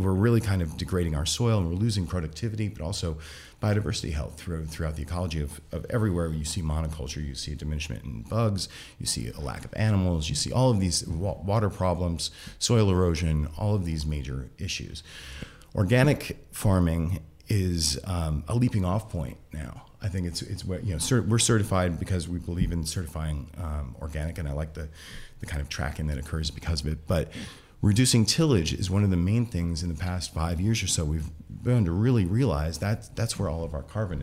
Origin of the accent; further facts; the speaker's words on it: Iowa, United States; moved away as an adult; also born or lived in New York City; now in California, United States; I'm originally from Iowa. I grew up in the middle of monoculture, corn and soybeans.